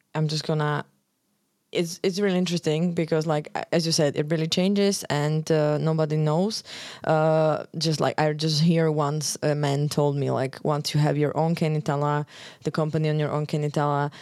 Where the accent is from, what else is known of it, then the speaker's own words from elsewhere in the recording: Slovakia; moved away as an adult; now in Iceland; I live in Iceland almost four years. Um, originally, I'm coming from Slovakia